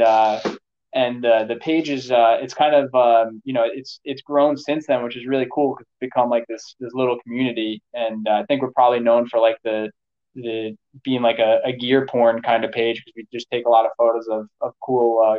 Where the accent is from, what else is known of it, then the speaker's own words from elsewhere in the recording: New York, United States; I grew up in New York, and we'd hunt up in the Catskills of upstate New York.